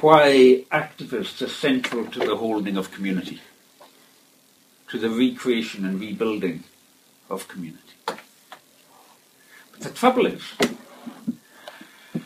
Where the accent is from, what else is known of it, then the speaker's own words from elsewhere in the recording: Outer Hebrides, Scotland, United Kingdom; I come from the Outer Hebrides